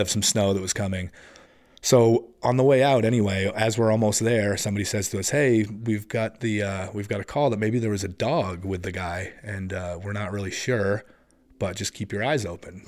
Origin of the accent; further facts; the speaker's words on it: Massachusetts, United States; moved away as an adult; also born or lived in San Diego, California; now in Vermont, United States; I only spent my real early childhood there, and then we ended up moving back, uh, to Massachusetts, and then eventually I moved up